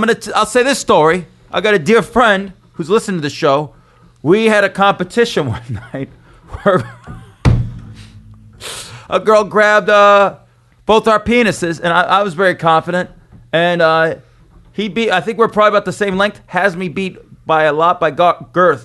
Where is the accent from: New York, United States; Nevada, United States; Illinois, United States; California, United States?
Nevada, United States; Las Vegas; moved away; growing up in Vegas